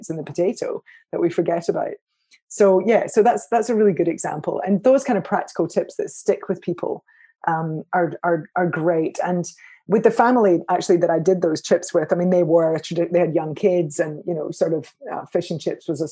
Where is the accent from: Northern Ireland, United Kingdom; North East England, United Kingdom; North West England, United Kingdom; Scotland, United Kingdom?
Scotland, United Kingdom; I'm a Scot